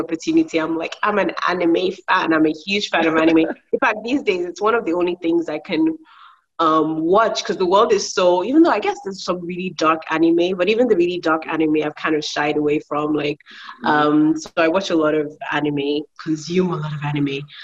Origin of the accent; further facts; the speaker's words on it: Nigeria; also born or lived in United Kingdom; I'm from uh, Nigeria as well. Um, also, I'm also British